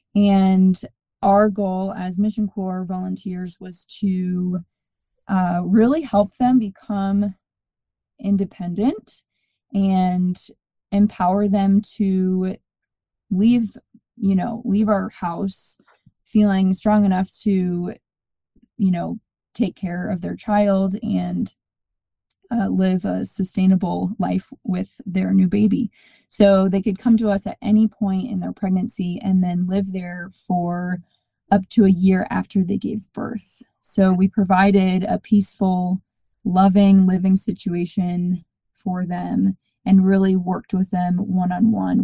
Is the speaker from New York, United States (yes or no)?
no; Georgia, United States; moved away as an adult; also born or lived in South Bend, Indiana / Phoenix, Arizona; now in Colorado Springs, United States; I grew up in Georgia, went to school at St. Mary's College in South Bend, Indiana.